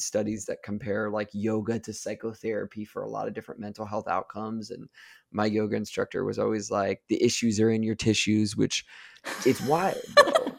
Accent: Ohio, United States; I'm from Ohio

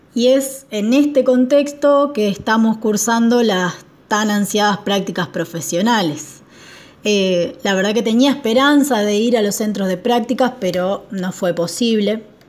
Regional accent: southern Entre Ríos, Argentina; now in Rosario, Argentina; soy del sur de Entre Ríos, pero vivo hace varios años en Rosario

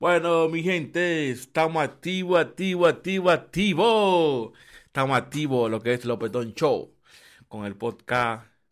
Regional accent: Dominican Republic; now in Barnaul, Russia; en Dominicana, en mi país, si tú eres extranjero, tú consigues apartamentos rápido

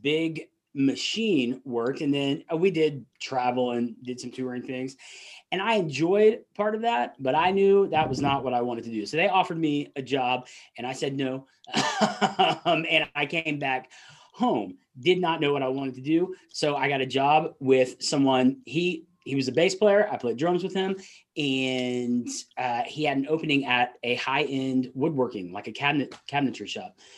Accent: Atlanta, Georgia, United States; accent: Southern; I grew up in Atlanta, still live in that area

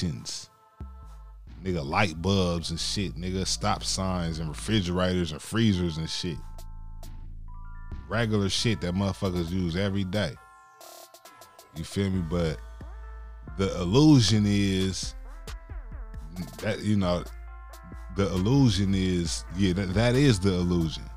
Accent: West Coast, United States; I'm from the West Coast, but the foundation is in the South

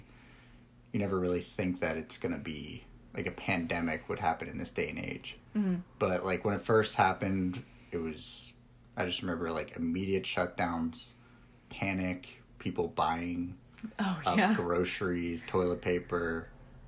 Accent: Sewickley, Pennsylvania, United States; I grew up in just outside of Pittsburgh in Swickley, PA.

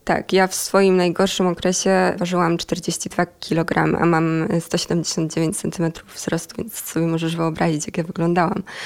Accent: Myjomice, Poland; moved away as an adult; now in Warsaw, Poland; Ja w ogóle nie pochodzę z Warszawy, bo ja tutaj mieszkam od jakichś siedmiu miesięcy

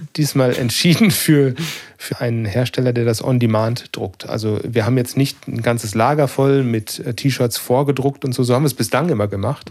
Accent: North Rhine-Westphalia, Germany; bei uns in NRW

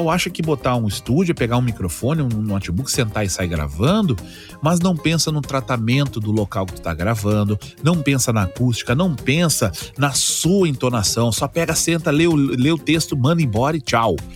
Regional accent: Porto Alegre, Rio Grande do Sul, Brazil; accent: Porto Alegre; eu tinha muito problema do porto-alegrês Cara, eu ainda falo um pouco do Porto Alegreza, mas um pouco bem menos.

